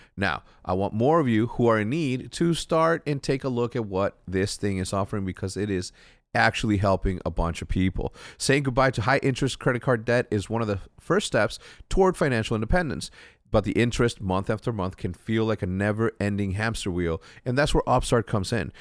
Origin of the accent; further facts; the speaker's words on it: Mexico; moved away; me growing up in, in Mexico, we didn't have access.